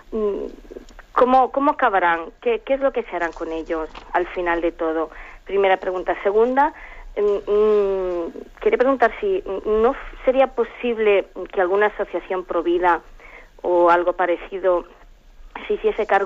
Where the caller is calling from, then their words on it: Alicante, Valencian Community, Spain; de Alicante.